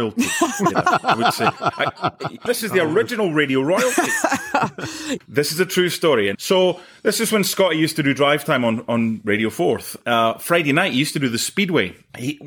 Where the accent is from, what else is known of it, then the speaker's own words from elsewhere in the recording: Penicuik, Scotland, United Kingdom; moved away; from Pennycook